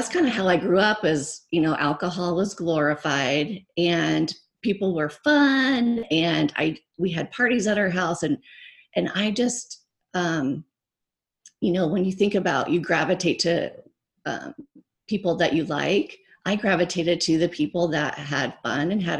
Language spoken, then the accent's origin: English; Nebraska, United States; also born or lived in California; now in Phoenix, United States; I grew up in Nebraska